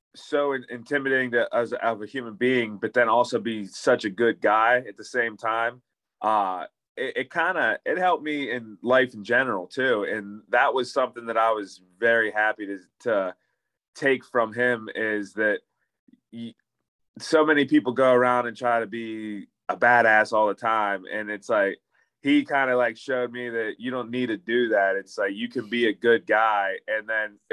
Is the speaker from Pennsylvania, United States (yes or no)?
yes; Pittsburgh, Pennsylvania, United States; I live in Pittsburgh and I'm from Pittsburgh